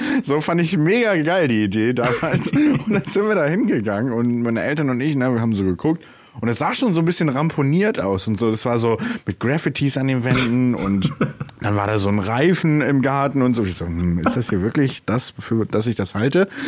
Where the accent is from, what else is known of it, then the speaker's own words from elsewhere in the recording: Bremen, Germany; Und als wir dann in die Bremer Innenstadt gezogen sind, ich bin Bremer, by the way